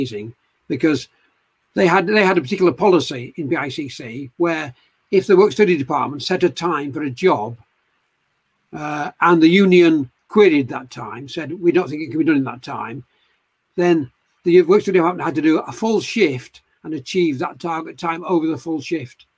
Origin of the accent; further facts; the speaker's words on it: Eccles, North West England, United Kingdom; now in Leeds, United Kingdom; I was born in Manchester, actually, at a place called Eccles.